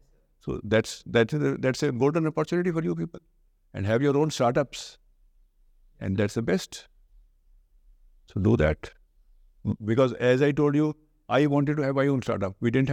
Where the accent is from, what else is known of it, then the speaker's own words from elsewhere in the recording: North India, India; North Indian. I'm an Indian. I like North Indian food. I'm a North Indian.